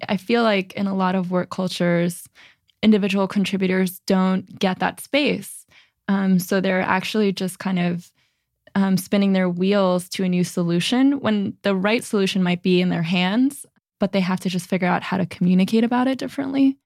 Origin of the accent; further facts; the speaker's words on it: New Jersey, United States; now in San Francisco, United States; growing up in New Jersey, it's just such a way of life